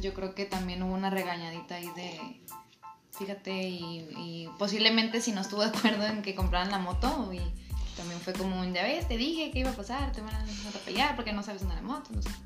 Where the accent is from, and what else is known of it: Mexico